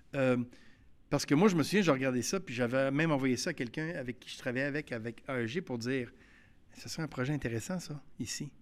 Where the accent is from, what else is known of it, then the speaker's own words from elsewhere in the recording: Quebec City, Quebec, Canada; j'ai grandi à Québec, je l'ai vécu